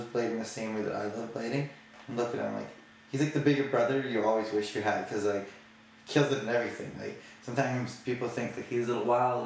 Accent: Calgary, Alberta, Canada; when I was growing up in Calgary

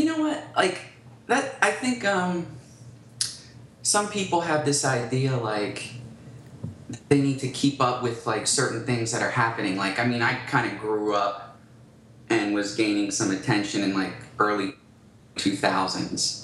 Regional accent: Philadelphia, Pennsylvania, United States; growing up in Philadelphia

